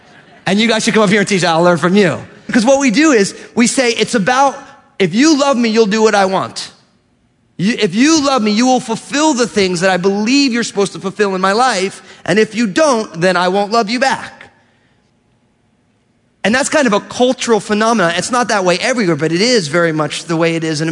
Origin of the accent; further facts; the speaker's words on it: New Jersey, United States; I grew up in New Jersey